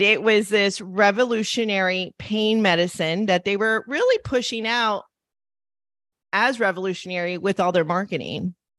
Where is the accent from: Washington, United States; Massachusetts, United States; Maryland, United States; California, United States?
California, United States; Los Angeles; growing up in Los Angeles